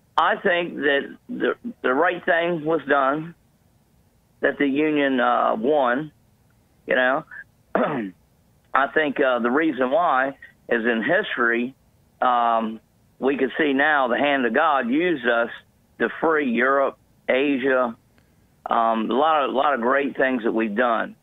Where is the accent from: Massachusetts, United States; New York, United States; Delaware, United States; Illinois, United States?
Delaware, United States; I'm from Delaware